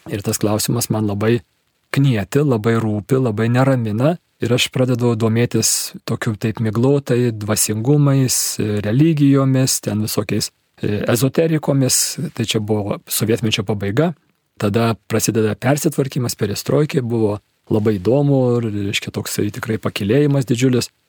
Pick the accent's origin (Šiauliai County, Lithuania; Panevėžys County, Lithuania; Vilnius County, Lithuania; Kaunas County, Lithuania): Kaunas County, Lithuania; Kaunas; Esu miestų vaikas, gimiau ir užaugau Kaune, man 54 metai, tokioj labai standartinėje sovietmečio situacijoje, tėvai inteligentai, patriotai